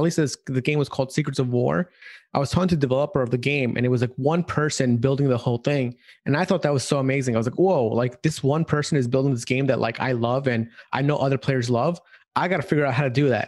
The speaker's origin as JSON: {"language": "English", "town": "New York City", "region": "New York", "country": "United States", "also_born_or_lived": "San Francisco", "moved": "as an adult", "said": "I'm from New York City, and basically I went to school in upstate New York"}